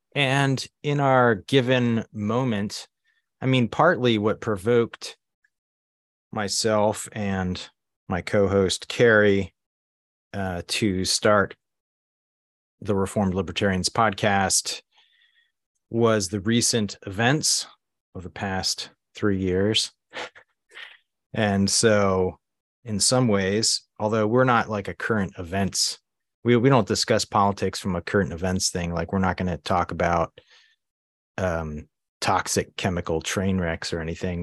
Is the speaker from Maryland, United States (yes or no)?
yes; Baltimore, Maryland, United States; moved away as an adult; also born or lived in Asia / Budapest, Hungary / Susquehanna Valley, Pennsylvania; now in Pennsylvania, United States; I was born and raised in Baltimore, Maryland. Largely grew up there